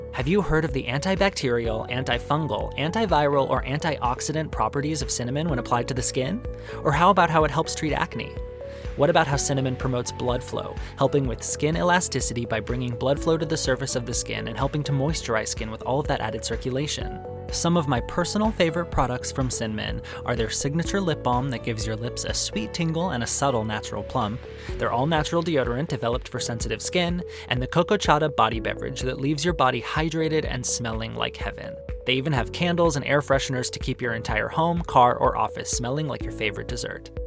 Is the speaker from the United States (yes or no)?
yes; Arizona, United States; growing up in Arizona